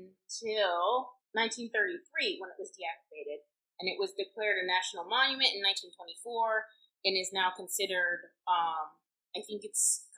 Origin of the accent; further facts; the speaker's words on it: Florida, United States; we're both from Florida. Well, not from originally, but we met in Florida going to school there.